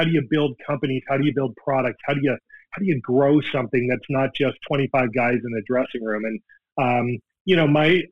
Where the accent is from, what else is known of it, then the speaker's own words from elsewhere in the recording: Canada; now in Seattle, United States; as a Canadian, as a hockey guy